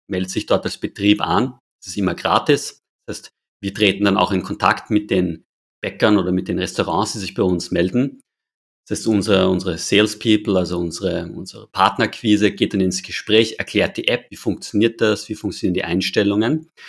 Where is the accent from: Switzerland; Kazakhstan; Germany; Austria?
Austria; Wir schmeißen leider als Österreicher und Österreicherinnen relativ viele Lebensmittel in den Müll.